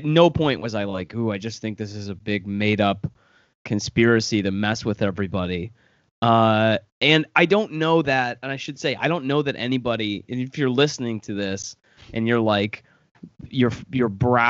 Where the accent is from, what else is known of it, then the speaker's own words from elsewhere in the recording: Michigan, United States; there's all these people who just came out in the state of Michigan, my home state, they were all walking around Lansing, basically.